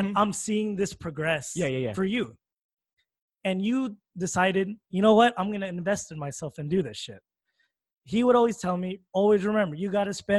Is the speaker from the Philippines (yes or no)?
yes; Philippines; First of all, brother, I'm Filipino.